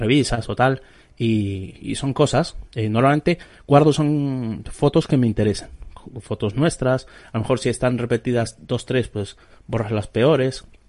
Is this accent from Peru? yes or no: no; Venezuela; moved away as an adult; yo me crié en Venezuela hasta los 18 años